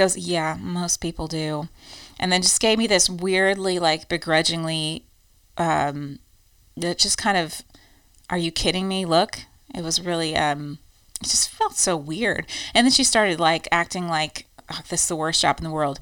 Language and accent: English; United States; moved away as an adult; now in Ireland; American quirks after living here, like our giant trucks